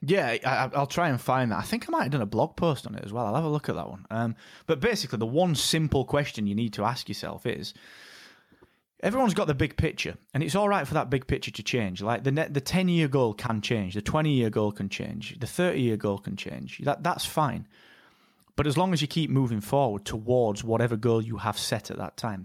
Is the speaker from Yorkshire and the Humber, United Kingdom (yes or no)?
yes; Barnsley, Yorkshire and the Humber, United Kingdom; we come from Barnsley